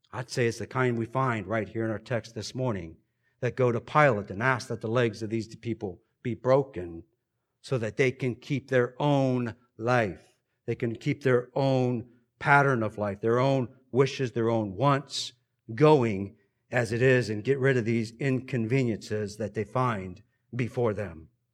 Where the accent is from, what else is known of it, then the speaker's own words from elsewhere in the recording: United States; We are indeed blessed here as American Christians